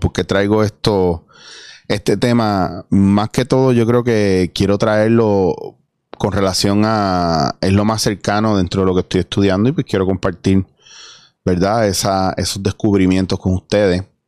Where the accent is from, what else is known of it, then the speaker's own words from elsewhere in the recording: Puerto Rico; yo soy puertorriqueño